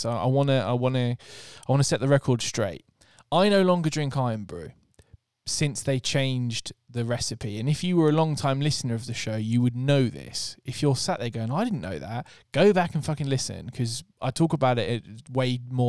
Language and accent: English; Scotland, United Kingdom; Yeah. I can say that I'm Scottish.